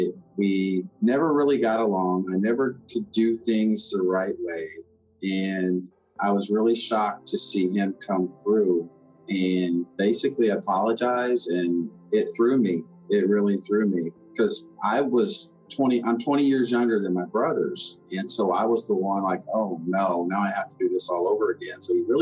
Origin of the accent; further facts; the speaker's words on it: Somerset, Kentucky, United States; I'm from Somerset, Kentucky.